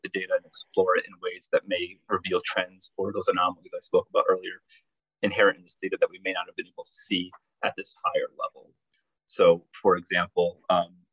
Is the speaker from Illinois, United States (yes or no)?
yes; Chicago, Illinois, United States; my hometown of Chicago